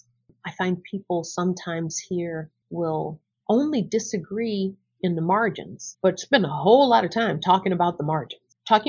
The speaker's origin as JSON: {"language": "English", "region": "the South", "country": "United States", "lives_now": "Chicago, United States", "said": "when they find out that I was from the South and I was in Chicago"}